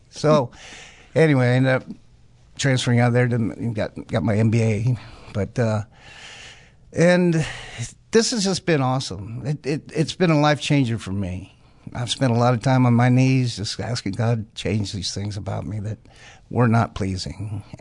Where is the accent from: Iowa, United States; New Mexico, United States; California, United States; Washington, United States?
New Mexico, United States; I'm from New Mexico. I'm 71 years old